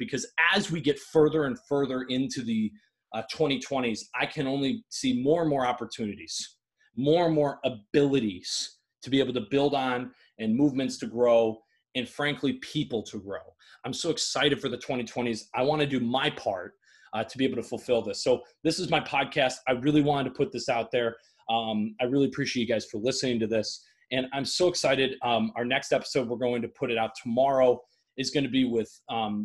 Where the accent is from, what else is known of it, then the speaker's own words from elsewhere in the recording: Michigan, United States; my home state of Michigan